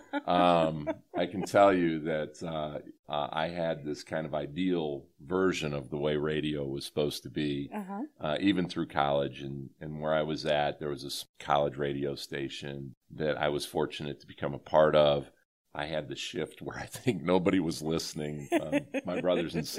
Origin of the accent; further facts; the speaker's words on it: Rossford, Ohio, United States; also born or lived in Erie, Pennsylvania; growing up in that community and learning from the great staff and teachers there